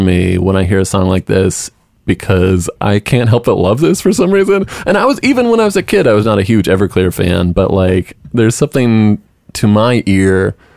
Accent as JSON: {"language": "English", "area": "outside of Portland", "region": "Oregon", "country": "United States", "tie": "born or raised there", "said": "Growing up outside of Portland, and there was a lot of area music"}